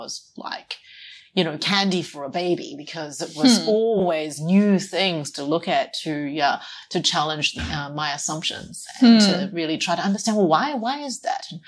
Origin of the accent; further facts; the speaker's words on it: New Zealand; moved away as an adult; also born or lived in Australia; now in China; I was born and raised in New Zealand.